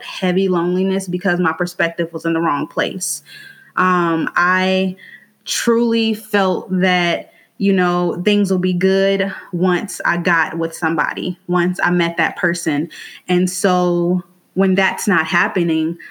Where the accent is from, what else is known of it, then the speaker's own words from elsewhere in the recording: Gary, Indiana, United States; now in Indianapolis, United States; I'm from Gary, Indiana, but I live in Indianapolis right now